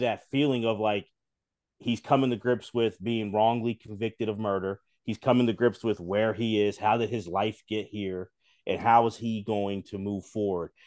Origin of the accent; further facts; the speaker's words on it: Philadelphia, Pennsylvania, United States; I'm from Philly